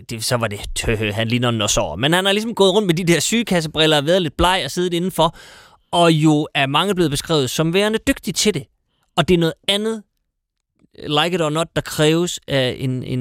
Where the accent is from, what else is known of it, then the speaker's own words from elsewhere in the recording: North Jutland, North Denmark Region, Denmark; moved away; Jeg er fra Nordjylland.